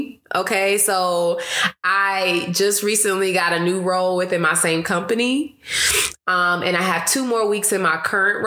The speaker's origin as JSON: {"language": "English", "region": "Ohio", "country": "United States", "moved": "yes", "lives_now": "Phoenix, United States", "said": "I'm from Ohio"}